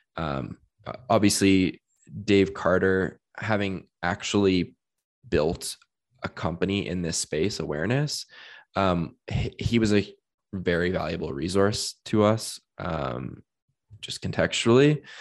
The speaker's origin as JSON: {"language": "English", "town": "Hamilton", "region": "Ontario", "country": "Canada", "tie": "born or raised there", "said": "I am from Hamilton, Ontario and spent, um, uh, many years growing up there"}